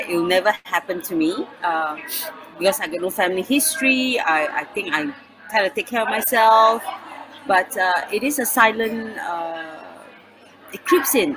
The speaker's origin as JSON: {"language": "English", "country": "Singapore", "said": "I'm from Singapore, but currently in the UK"}